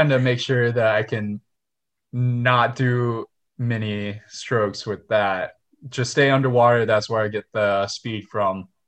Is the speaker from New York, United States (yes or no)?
no; Houston, Texas, United States; It was rough because we had a bunch of like fast swimmers here in Houston, but then once we got uh like older and we started going to national meets, it's like oh, there's more than just Texas swimmers that are fast.